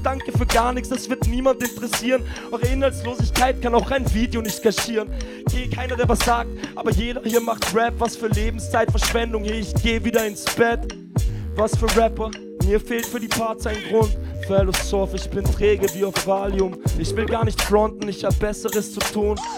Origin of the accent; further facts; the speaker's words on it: Vienna, Austria; bei uns in Wien